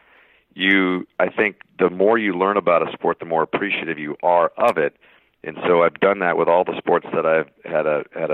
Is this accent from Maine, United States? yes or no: no; Tucson, Arizona, United States; I grew up in Tucson, Arizona